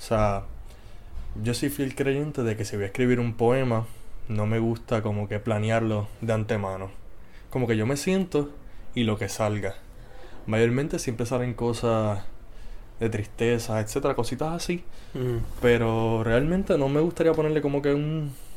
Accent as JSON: {"language": "Spanish", "town": "Moca", "country": "Puerto Rico", "tie": "born or raised there", "said": "fui hecho, nacido y criado en Moca, Puerto Rico"}